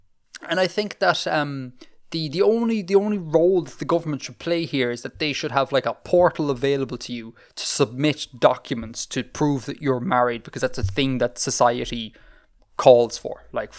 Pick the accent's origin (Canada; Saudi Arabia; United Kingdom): Saudi Arabia; born there; I was not born in Ireland. As you know, Bill, I was born in Saudi Arabia.